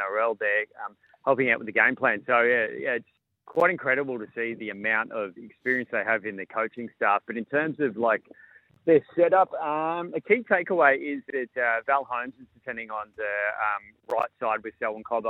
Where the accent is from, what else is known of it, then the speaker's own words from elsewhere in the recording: Queensland, Australia; as a Queenslander